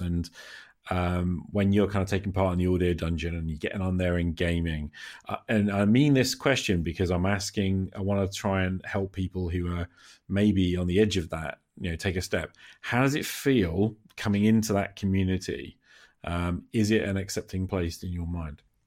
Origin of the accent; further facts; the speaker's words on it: United Kingdom; I am speaking here as a Brit